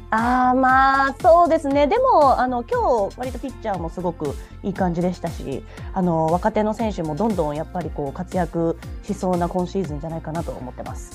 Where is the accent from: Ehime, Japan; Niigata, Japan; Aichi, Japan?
Aichi, Japan; Nagoya; 私しかも名古屋人なので